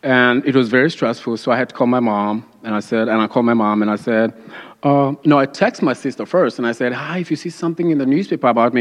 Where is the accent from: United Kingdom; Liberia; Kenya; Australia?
Kenya; moved away; I moved here in 2003 from Kenya